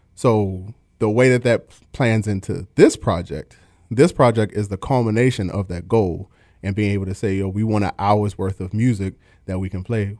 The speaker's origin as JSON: {"language": "English", "town": "Baltimore", "region": "Maryland", "country": "United States", "said": "I'm from Baltimore, Maryland, if you can't tell from the accent"}